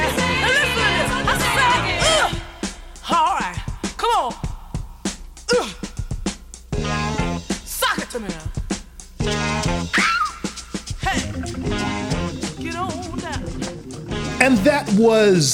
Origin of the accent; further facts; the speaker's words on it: Bay Area, California, United States; I'm from the Bay Area